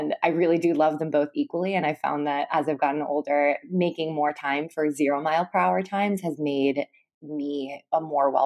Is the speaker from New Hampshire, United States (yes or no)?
no; Minnesota, United States; I grew up in Minnesota, which is actually where I am right now.